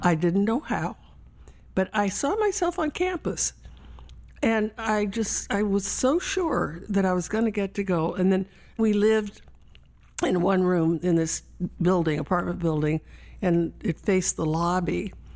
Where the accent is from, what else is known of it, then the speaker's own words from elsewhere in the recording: California, United States; also born or lived in San Antonio, Texas; We moved to California when I was seven, and I was raised by my grandmother